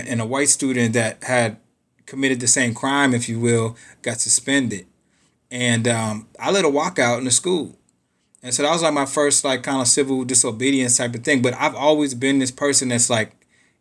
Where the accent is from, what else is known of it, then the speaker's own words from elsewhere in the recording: Pittsburgh, Pennsylvania, United States; now in Austin, United States; I was born and raised in Pittsburgh.